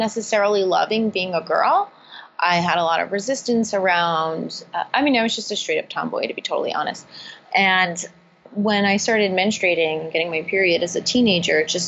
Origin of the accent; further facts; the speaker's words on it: East Coast, United States; moved away as an adult; also born or lived in California; I grew up on the East Coast, and I moved to California